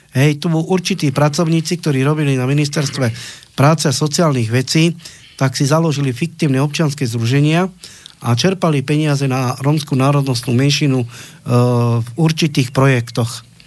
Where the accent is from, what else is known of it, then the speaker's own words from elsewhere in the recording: Slovakia; sme Slováci